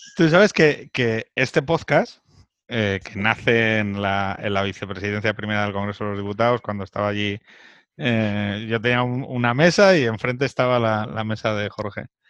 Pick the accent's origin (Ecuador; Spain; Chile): Spain; soy español